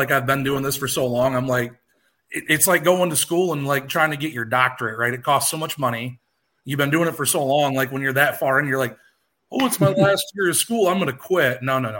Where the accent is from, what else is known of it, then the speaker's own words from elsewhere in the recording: Southwest Michigan, United States; I'm from Southwest Michigan. I'm like 25 minutes southwest of Kalamazoo